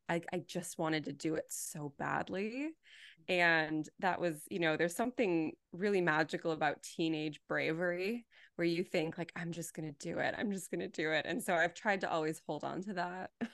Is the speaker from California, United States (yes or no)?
yes; Los Angeles, California, United States; I was born and raised here, and I will probably always be here